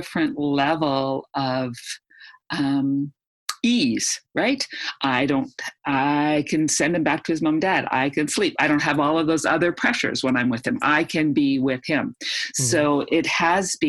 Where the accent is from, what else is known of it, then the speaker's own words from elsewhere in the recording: Canada; also born or lived in Edmonton, Alberta; being a Canadian. It's freezing cold up here